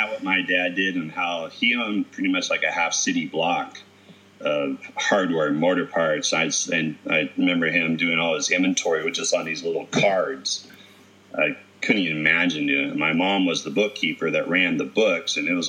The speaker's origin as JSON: {"language": "English", "town": "Mendota", "region": "California", "country": "United States", "tie": "born or raised there", "moved": "yes", "said": "growing up in Mendota, you know, by Fresno, it's, you know, 110, 105 degrees."}